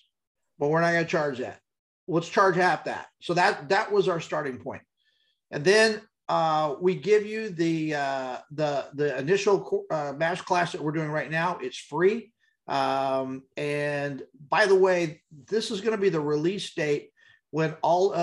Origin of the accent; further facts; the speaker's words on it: El Paso, Texas, United States; you can tell I was raised in El Paso